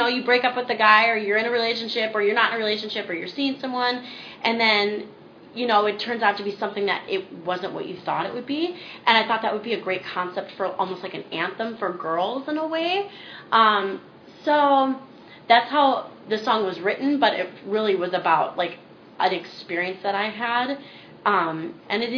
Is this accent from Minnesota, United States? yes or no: yes; Minnesota, United States; moved away as an adult; now in Los Angeles, United States; I'm from Minnesota, and where I grew up wasn't exactly, like, small town, but it certainly wasn't LA or New York.